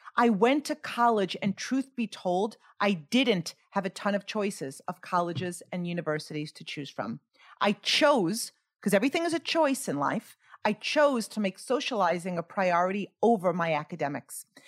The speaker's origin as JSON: {"language": "English", "town": "Greenlawn", "region": "New York", "country": "United States", "tie": "born or raised there", "said": "I grew up in Green Lawn, New York, on Long Island"}